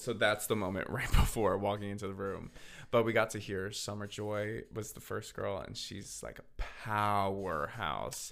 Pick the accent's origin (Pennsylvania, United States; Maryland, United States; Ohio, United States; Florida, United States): Pennsylvania, United States; Philadelphia; now in Nashville, United States; I'm originally from Philadelphia